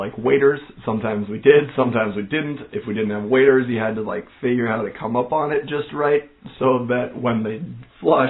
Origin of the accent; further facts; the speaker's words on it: North Dakota, United States; moved away as an adult; now in Minnesota, United States; growing up in North Dakota